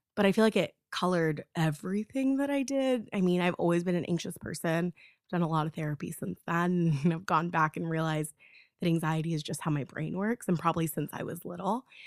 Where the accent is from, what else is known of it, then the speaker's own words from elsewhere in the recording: Florida, United States; I'm from Florida